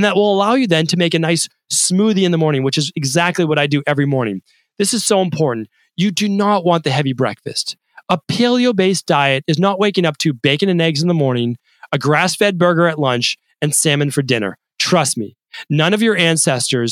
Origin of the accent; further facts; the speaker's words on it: Medford, Massachusetts, United States; as a kid growing up in Medford, Massachusetts